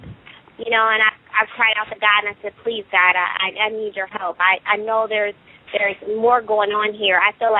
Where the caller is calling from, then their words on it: Columbus, Ohio, United States; I'm from Columbus, Ohio.